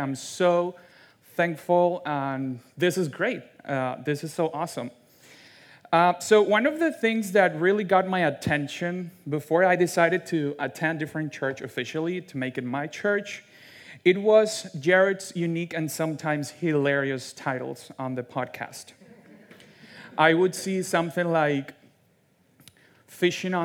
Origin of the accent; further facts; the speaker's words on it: Venezuela; English is a second language; now in United States; I'm from Venezuela. I actually fled my home country with my two parents